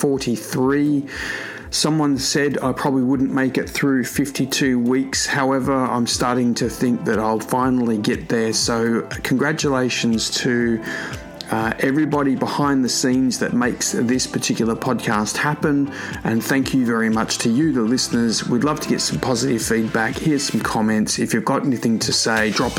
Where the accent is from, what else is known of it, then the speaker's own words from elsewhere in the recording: Melbourne, Victoria, Australia; Melbourne, my hometown